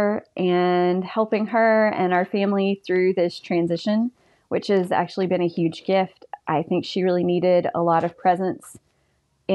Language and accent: English; South Alabama, United States; moved away as an adult; also born or lived in Mississippi; now in Southwest Virginia, United States; I grew up in South Alabama and met my husband in seminary